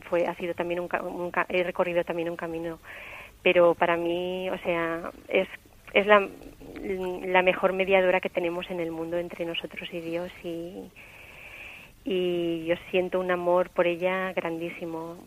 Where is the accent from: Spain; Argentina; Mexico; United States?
Spain; Valencia, Valencian Community; accent: Valencian; also born or lived in Terrassa; yo nací en Tarrasa, pero vivo en Valencia eh, desde los cinco años.